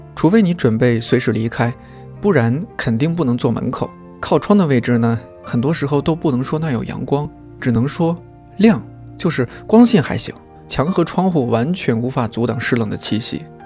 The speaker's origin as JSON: {"language": "Chinese", "region": "northern China", "country": "China", "said": "作为一个北方人，在冬天对下大雪总有一种执念"}